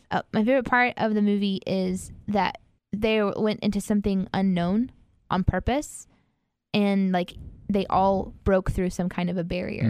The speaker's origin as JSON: {"language": "English", "region": "Midwest", "country": "United States", "said": "I'm from the Midwest"}